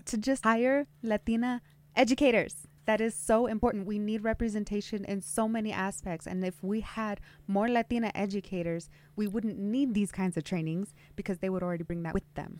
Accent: Twin Falls, Idaho, United States; now in Nampa, United States; I grew up in Twin Falls

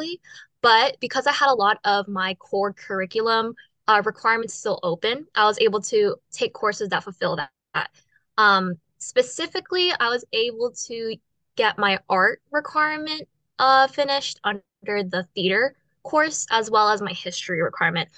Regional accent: Guam; moved away; I'm originally from Guam.

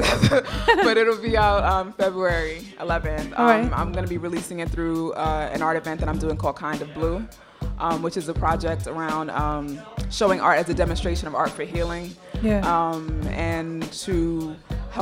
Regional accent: New York City, New York, United States; I'm from Brooklyn

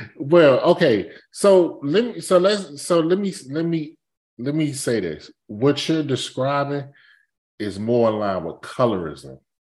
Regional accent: Capitol Heights, Maryland, United States; I grew up in Capitol Heights. That's, Capitol Heights, like, ninety-five percent black.

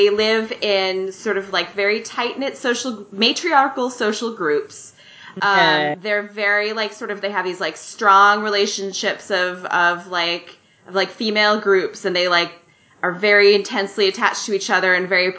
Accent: Wisconsin, United States; I'm from Wisconsin.

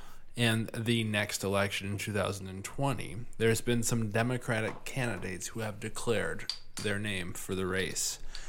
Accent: Midwest, United States; accent: Midwestern; my Midwestern accent is coming out.

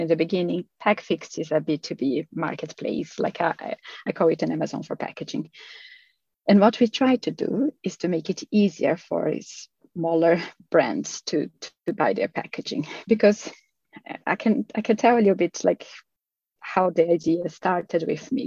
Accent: Brazil; moved away as an adult; also born or lived in Australia; now in Sweden; I'm originally from Brazil. Um, but I have been living here in Sweden for 13 and a half years

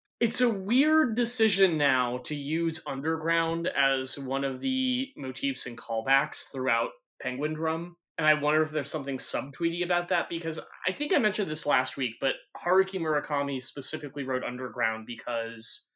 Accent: United States; as an American

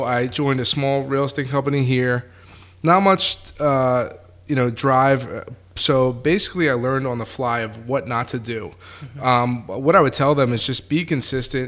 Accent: Bristol, Pennsylvania, United States; I'm from Bristol Borough, born and raised

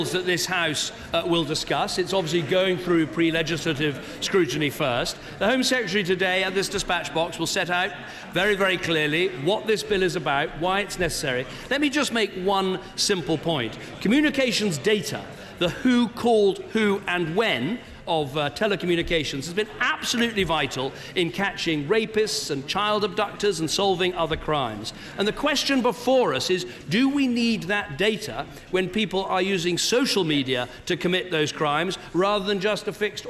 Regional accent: Chipping Norton, South East England, United Kingdom; my hometown of Chipping Norton

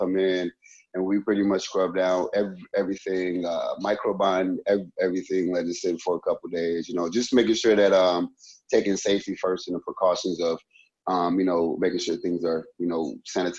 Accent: Louisiana, United States; moved away as an adult; now in Rockford, United States; I was born and I grew up in Louisiana, small town in Louisiana

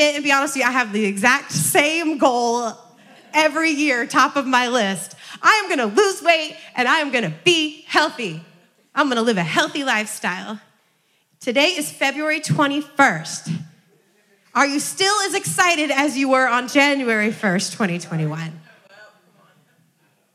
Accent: Iowa, United States; I grew up in Iowa

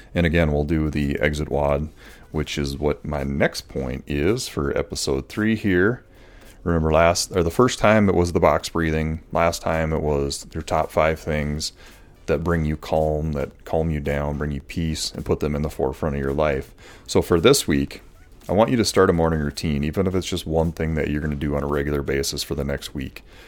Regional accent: Morris, United States; I grew up in the Lutheran Church here

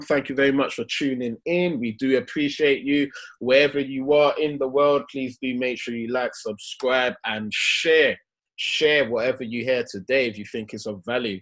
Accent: London, United Kingdom; we grew up in Hackney

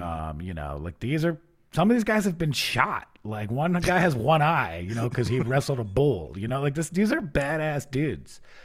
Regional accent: New York, United States; now in New Orleans, United States; I come from New York where we have no stars

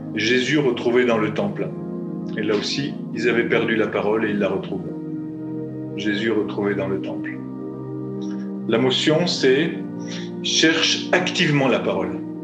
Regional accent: France; je suis français

